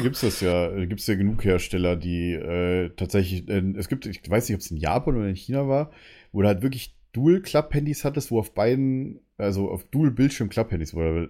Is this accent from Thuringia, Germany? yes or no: no; Bavaria, Germany; now in Berlin, Germany; man sagt bei uns in Bayern Chemie